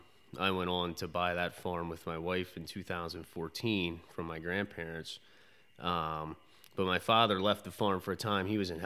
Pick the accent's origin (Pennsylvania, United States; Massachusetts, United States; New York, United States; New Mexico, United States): Pennsylvania, United States; Conestoga; So I grew up in Conestoga. I went to Penn Manor High School and studied agriculture there